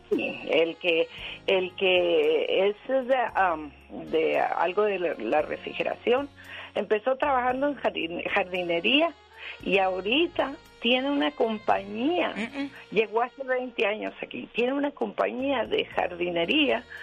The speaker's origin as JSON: {"language": "Spanish", "country": "Mexico", "said": "en este caso México, ¿no? Porque somos mexicanos."}